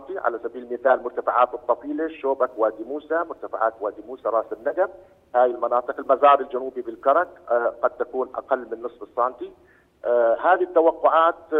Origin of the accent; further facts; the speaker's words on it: Jordan; عندنا بالاردن